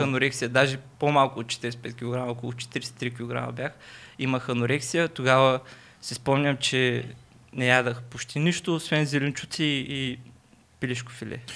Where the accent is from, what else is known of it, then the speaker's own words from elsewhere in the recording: Burgas, Burgas Province, Bulgaria; accent: Burgas; moved away as an adult; now in Sofia, Bulgaria; от град Бургаса